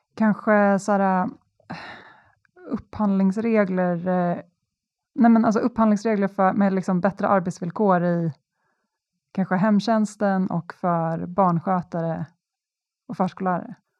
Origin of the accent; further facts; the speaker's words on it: Stockholm, Stockholm County, Sweden; jag är stockholmare i eh, vad är det, tredje